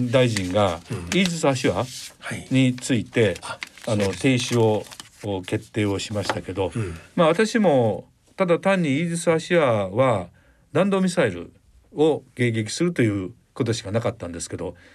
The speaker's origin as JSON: {"language": "Japanese", "region": "Shanghai", "country": "China", "tie": "born or raised there", "moved": "yes", "lives_now": "Japan", "said": "私上海出身ですけれども"}